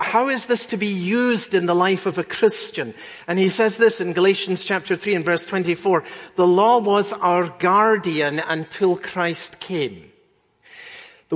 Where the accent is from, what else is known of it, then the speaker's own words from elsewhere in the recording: Scotland, United Kingdom; When I was growing up in Scotland